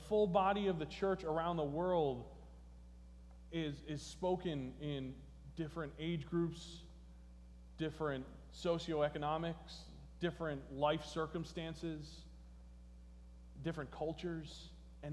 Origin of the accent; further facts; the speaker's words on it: New Jersey, United States; moved away; I come from New Jersey